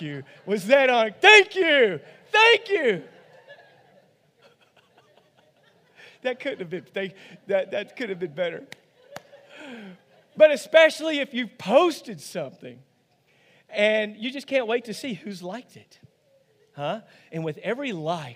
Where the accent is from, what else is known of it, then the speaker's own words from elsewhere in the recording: Rosebud, United States; growing up on a dairy farm, here it comes, in Rosebud, okay? Actually, outside of Rosebud.